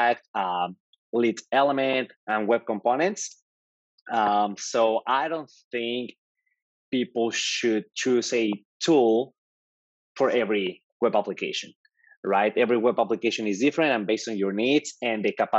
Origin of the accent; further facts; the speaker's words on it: Mexico; English is a second language; moved away as an adult; also born or lived in Georgia, United States / Florida, United States; now in New York, United States; I'm actually Mexican. As you can tell, okay. I have an accent. So I'm from Mexico. I moved to the US 10 years ago